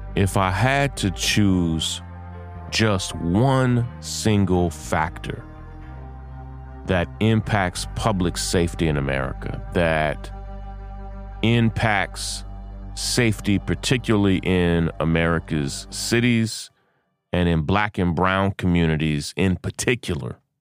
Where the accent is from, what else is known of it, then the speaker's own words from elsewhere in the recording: Lexington, United States; my hometown of Lexington